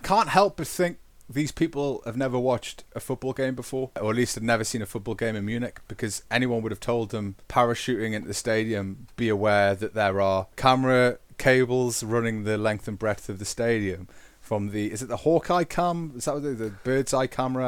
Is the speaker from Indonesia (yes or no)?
no; England, United Kingdom; we are English. Different types of English, but English for sure